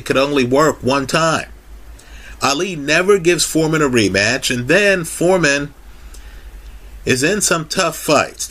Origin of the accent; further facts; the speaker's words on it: Kingston, Jamaica; We from Jamaica, I was born in Kingston